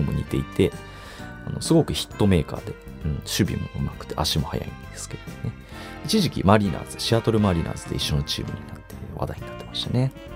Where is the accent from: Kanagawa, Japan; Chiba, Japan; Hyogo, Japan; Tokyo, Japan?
Chiba, Japan; now in Kichijoji, Japan; 千葉都民、僕千葉都民なんですけど